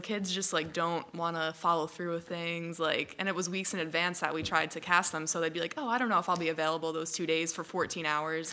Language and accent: English; Long Island, New York, United States; I grew up on Long Island